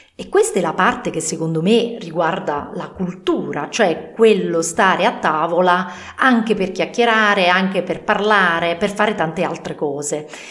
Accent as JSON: {"language": "Italian", "town": "Naples", "region": "Campania", "country": "Italy", "moved": "yes", "lives_now": "northern Italy", "said": "io che sono originaria di Napoli adesso vivo al nord"}